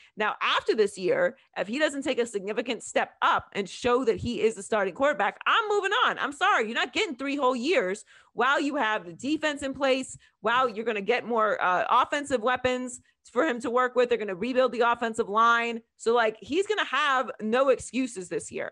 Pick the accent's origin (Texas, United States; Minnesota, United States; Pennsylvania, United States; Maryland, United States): Pennsylvania, United States; Pittsburgh; I was born and raised in Pittsburgh, Pennsylvania